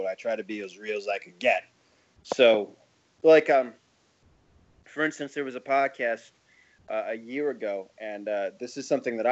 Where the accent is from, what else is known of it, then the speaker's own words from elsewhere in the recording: New York, United States; I'm from New York. I was born and raised here